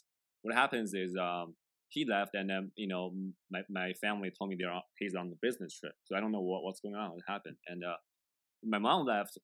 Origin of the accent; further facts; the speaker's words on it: China; first language Chinese; English is a second language; now in Pittsburgh, United States; I was born in China. Born and raised.